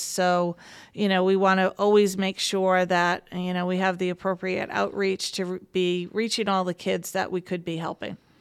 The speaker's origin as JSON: {"language": "English", "town": "Warwick", "region": "Rhode Island", "country": "United States", "tie": "born or raised there", "said": "I am born and bred in Warwick"}